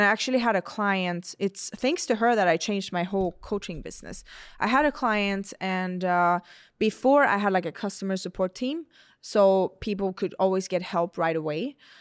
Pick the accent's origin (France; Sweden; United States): Sweden; moved away; I'm from Sweden